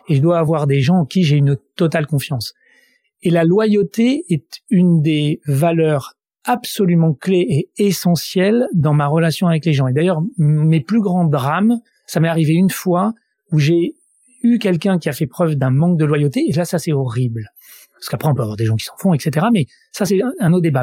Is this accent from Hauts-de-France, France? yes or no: no; Grenoble, Auvergne-Rhône-Alpes, France; now in Paris, France; je suis grenoblois